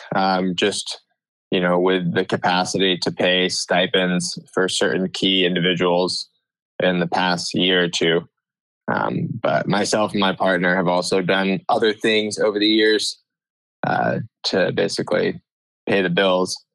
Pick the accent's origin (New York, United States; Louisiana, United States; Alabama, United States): New York, United States; Ithaca; moved away as an adult; now in Santa Cruz, United States; I'm originally from Ithaca, New York, which is in the Finger Lakes region of upstate New York